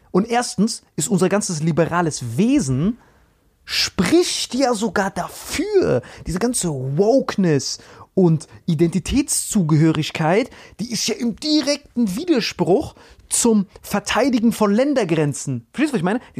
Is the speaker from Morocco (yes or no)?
yes; Nador, Oriental, Morocco; So, ich bin Nador, wenn irgendwann Algerien da einfällt, ey, ich als Marokkaner kann mich ja perfekt identifizieren.